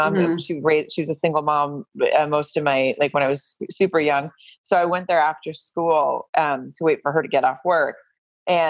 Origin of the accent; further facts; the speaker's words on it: Farmington, Arkansas, United States; moved away as an adult; now in Los Angeles, United States; I grew up in a really small town called Farmington in Arkansas